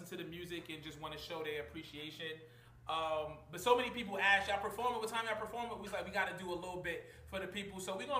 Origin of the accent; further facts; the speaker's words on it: New York City, New York, United States; I'm from Big Coney Island